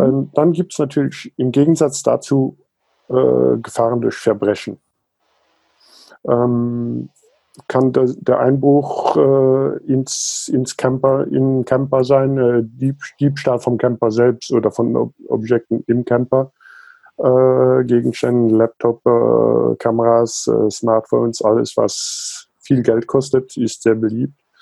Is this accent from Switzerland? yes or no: no; Luxembourg; also born or lived in South Africa; Also geboren und aufgewachsen bin ich in Südafrika und Luxemburg.